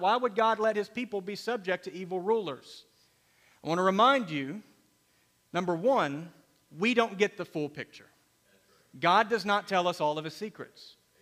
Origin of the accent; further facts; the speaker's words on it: United States; We are Americans secondarily. We are Christians primarily.